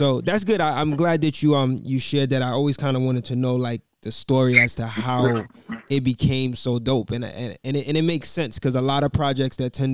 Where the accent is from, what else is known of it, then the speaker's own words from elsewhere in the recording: New York City, New York, United States; also born or lived in Harlem; I'm originally from Brooklyn, but, you know, I'm in the Harlem area as well.